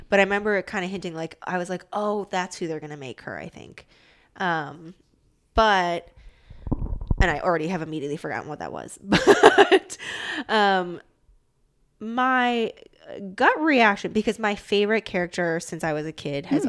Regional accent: Midwest, suburb near Chicago, Illinois, United States; moved away as an adult; also born or lived in East Coast; I grew up in the Midwest and very definitely a suburb that was like slow and sleepy, but like still pretty close to Chicago

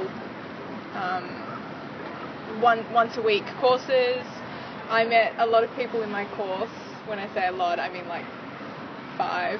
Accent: Australia; moved away as an adult; now in London, United Kingdom; I'm from Australia. I moved to London about 8.5 months ago

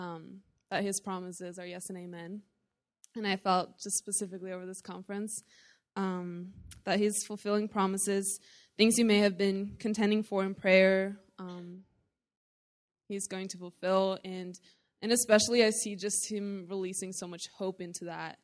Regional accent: Norway; I am from Norway

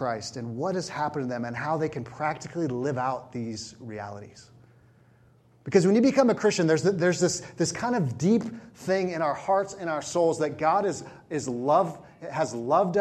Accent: California, United States; I was from California

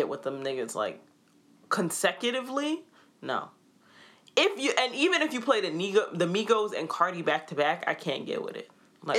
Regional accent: New York, United States; we're extra critical because we're from New York.

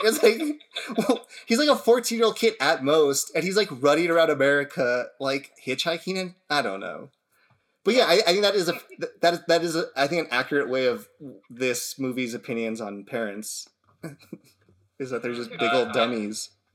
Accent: United States

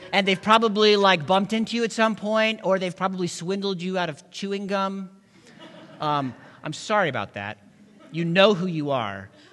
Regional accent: the South, United States; I grew up in the South, and where I'm from, we used to say, We're all God's children

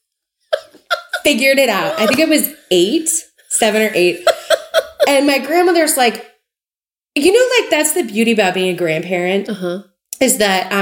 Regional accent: Memphis, Tennessee, United States; I grew up in Memphis

